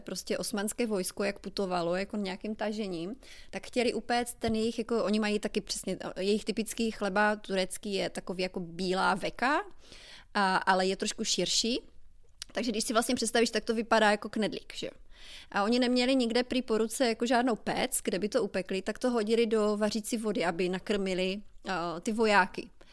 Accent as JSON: {"language": "Czech", "area": "Hlučín Region", "region": "Moravian-Silesian Region", "country": "Czechia", "moved": "yes", "lives_now": "New Orleans, United States", "said": "Já jsem ze Slezka A u nás, eh, nebo teda ještě musím to říct ještě víc konkrétně, já jsem z Hlučínska"}